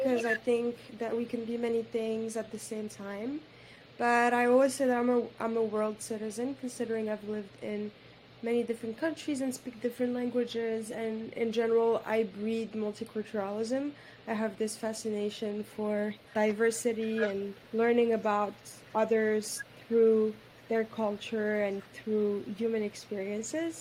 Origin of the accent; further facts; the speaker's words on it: Morocco; I was raised in Morocco by a single mom